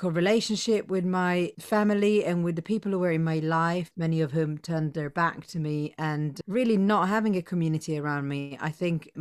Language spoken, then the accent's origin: English; Rome, Lazio, Italy; moved away as an adult; now in Brighton, United Kingdom; I was born in Rome in 1982, which feels like a century and a half ago, in the Jewish community.